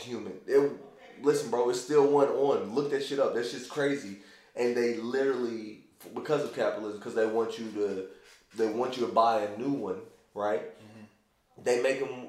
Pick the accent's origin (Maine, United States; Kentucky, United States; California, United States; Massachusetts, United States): Kentucky, United States; Louisville; I'm from Louisville, so I have like gobs of friends